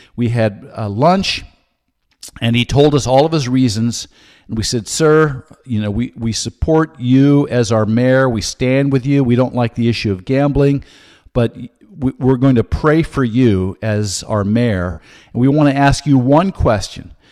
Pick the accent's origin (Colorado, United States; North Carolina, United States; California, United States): California, United States; Santa Cruz; I was raised in California